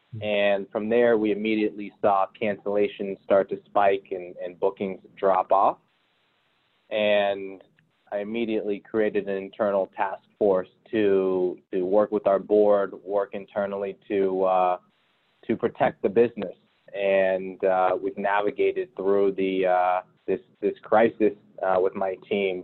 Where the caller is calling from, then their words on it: Miami, Florida, United States; I'm calling in from Miami. I've, I've been here for the last three months.